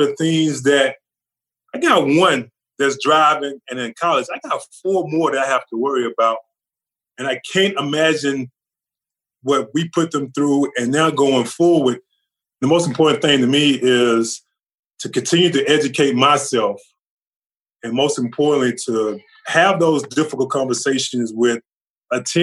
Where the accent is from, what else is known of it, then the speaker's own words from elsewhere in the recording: Charlotte, North Carolina, United States; also born or lived in Louisiana; we moved from Louisiana to North Carolina, to Charlotte